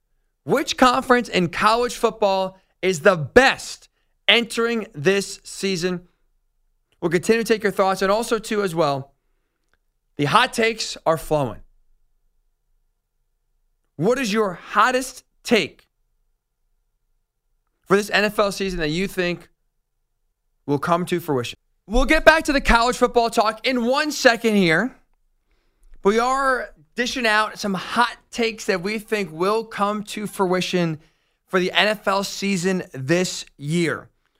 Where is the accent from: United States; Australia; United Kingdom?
United States; New York City, New York; Where am I originally from? New York City.